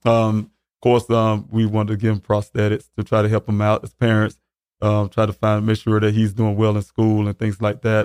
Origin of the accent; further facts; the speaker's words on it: Columbia, South Carolina, United States; also born or lived in Arizona; I'm from Columbia, South Carolina. Um, been born and raised there.